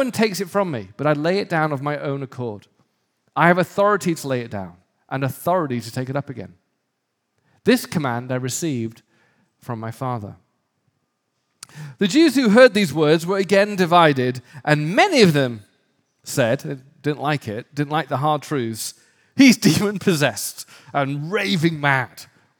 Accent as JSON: {"language": "English", "region": "Northern England", "country": "United Kingdom", "tie": "born or raised there", "said": "when I grew up in the North of England, it wasn't uncommon to see sheep in desperate trouble of their own making"}